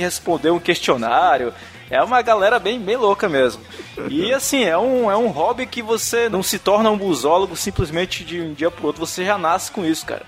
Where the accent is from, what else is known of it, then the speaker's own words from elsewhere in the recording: Manaus, Amazonas, Brazil; moved away; lá da minha cidade, né, de, de Manaus